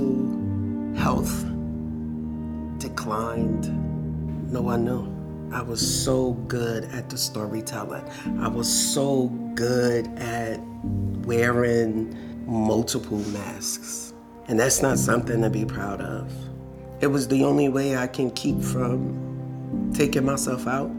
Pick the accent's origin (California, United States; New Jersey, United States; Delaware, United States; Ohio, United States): New Jersey, United States; Newark; also born or lived in Irvington, New Jersey / Maplewood, New Jersey / Rahway, New Jersey; I was born and raised in Newark, in Irvington, New Jersey, and I raised my daughter in Maplewood, New Jersey